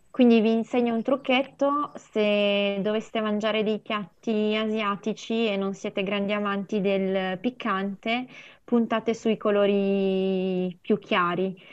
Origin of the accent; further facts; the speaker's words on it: Montaldo di Mondovì, Piedmont, Italy; io sono nata mm, in, a Mondovì e sono cresciuta in un piccolo paesino lì vicino che si chiama Montaldo di Mondovì